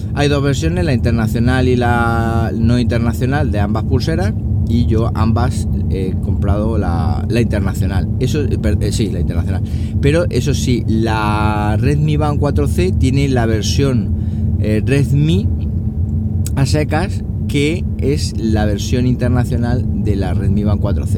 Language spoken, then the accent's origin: Spanish; Siles, Andalusia, Spain; mi pueblo, a Siles